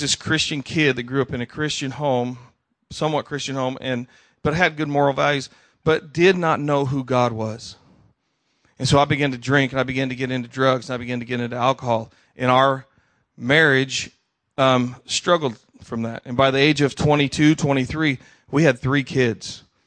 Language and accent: English; Tucson, Arizona, United States; also born or lived in Idaho / Wyoming; as a little kid, I was raised in Tucson, Arizona.